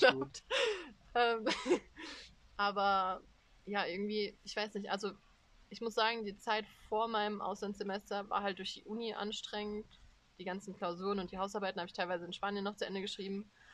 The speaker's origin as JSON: {"language": "German", "country": "Germany", "tie": "born or raised there", "said": "dass ich in Deutschland aufgewachsen bin"}